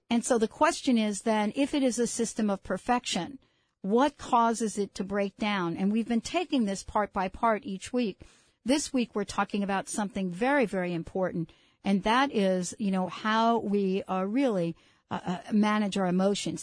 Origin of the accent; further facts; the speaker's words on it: New York City, New York, United States; And I grew up in the Bronx. I grew up in what, what is known as the projects of the Bronx